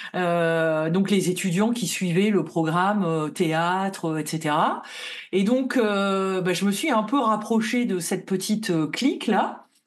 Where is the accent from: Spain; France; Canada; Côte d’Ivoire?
France; Lille, Hauts-de-France; je suis vraiment de la ville de Lille